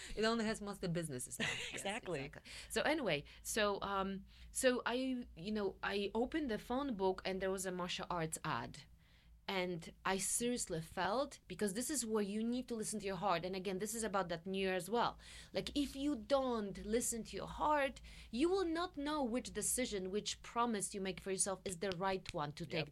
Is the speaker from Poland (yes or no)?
yes; central Poland, Poland; English is a second language; moved away as an adult; also born or lived in Warsaw, Poland; now in United States; I grew up in Poland, in very Polish part, central Poland, uh, you know, moved to Warsaw to study my music there